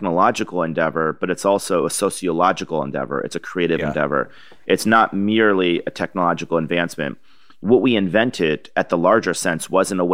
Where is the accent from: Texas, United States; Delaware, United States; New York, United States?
New York, United States; Niskayuna; moved away; growing up in Niskin, New York